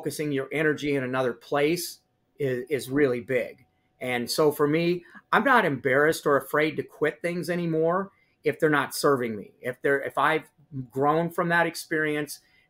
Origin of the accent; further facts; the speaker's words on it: Higginsville, Missouri, United States; my hometown of Higginsville